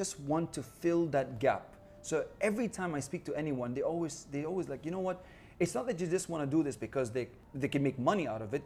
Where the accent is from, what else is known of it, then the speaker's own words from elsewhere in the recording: United Arab Emirates; I'm from the United Arab Emirates